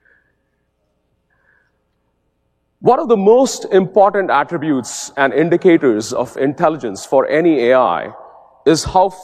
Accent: India; As a kid growing up in India, when I was 7 years old

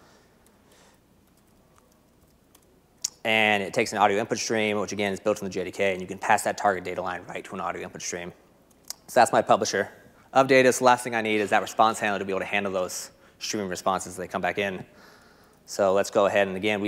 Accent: United States; accent: American; my boring American accent

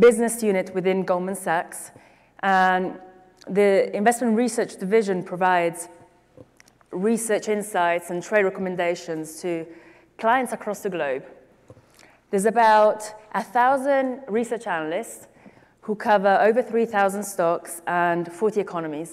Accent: Milan, Lombardy, Italy; moved away as an adult; also born or lived in United Kingdom; now in New York, United States; I grew up in Italy, in Milan specifically, and then I went to college in the UK, and I lived in the UK for a few years

